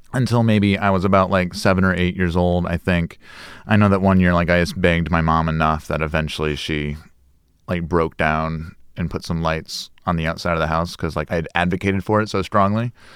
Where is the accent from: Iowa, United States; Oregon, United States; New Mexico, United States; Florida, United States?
Iowa, United States; Des Moines; moved away; I grew up in, uh, Des Moines, Iowa. So it's very kind of Midwestern upbringing.